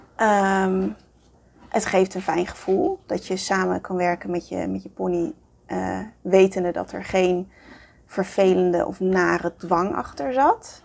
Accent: Amsterdam, North Holland, Netherlands; ik kom uit Amsterdam, daar ben ik geboren

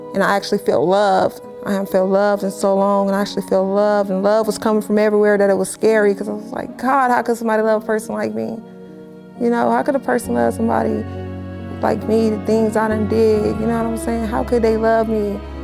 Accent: Los Angeles, California, United States; I'm born and raised in Los Angeles, California

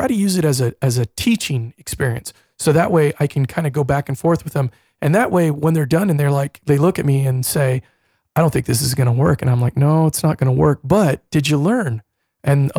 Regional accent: California, United States; now in Phoenix, United States; I'm from California myself

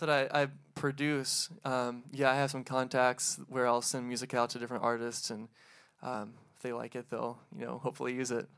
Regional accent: New Albany, Indiana, United States; From New Albany

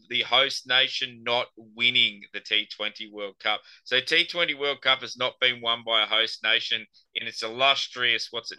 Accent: Australia; We're Australian.

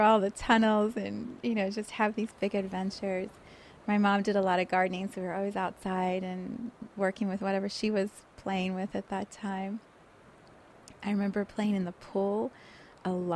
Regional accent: Johannesburg, Gauteng, South Africa; also born or lived in Cape Town, South Africa; So I was born in South Africa, in Cape Town, and then we moved to Johannesburg

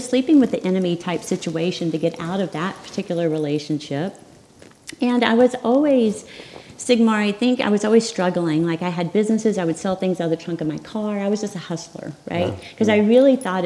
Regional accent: Arkansas, United States; I grew up in Arkansas

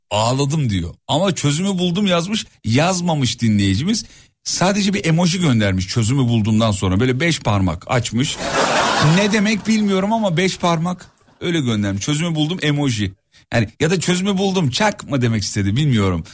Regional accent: İzmit, Kocaeli, Turkey; also born or lived in Erzurum (ancestry); ben aslen Erzurumluyum. Anne babam Erzurumlu. Doğma büyüme İzmitliyim ama aslım oralı.

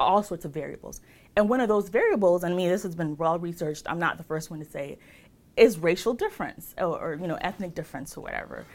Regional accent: Chicago, Illinois, United States; also born or lived in New York; I grew up in Rogers Park.

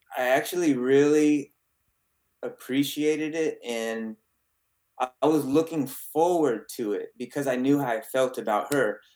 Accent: San Antonio, Texas, United States; I was born in San Antonio, Texas

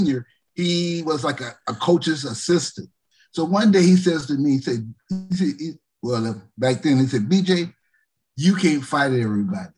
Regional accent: Alabama, United States; I'm an Alabama boy

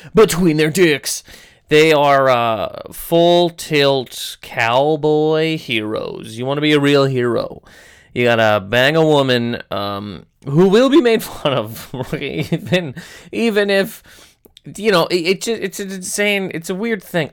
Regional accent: Canada; I'm from Canada

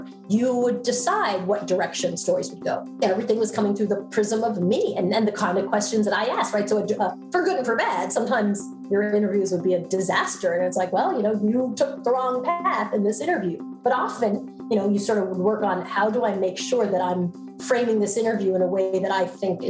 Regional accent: Long Island, New York, United States; accent: Long Island; I grew up in Long Island, Strong Island, as we like to say. I actually, NBC many years ago sent me to speech classes to help lose my Long Island accent.

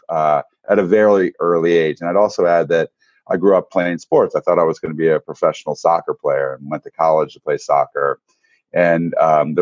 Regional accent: Eastern Shore of Maryland, United States; I grew up on the Eastern Shore of Maryland

